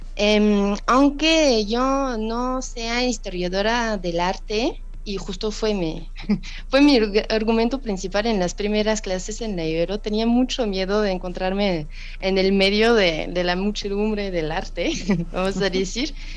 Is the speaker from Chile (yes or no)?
no; France; Spanish is a second language; moved away as an adult; now in Mexico; como francesa